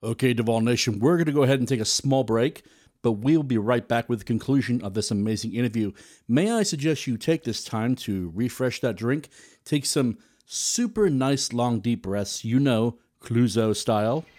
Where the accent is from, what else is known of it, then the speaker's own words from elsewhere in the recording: South Wales, United Kingdom; growing up in South Wales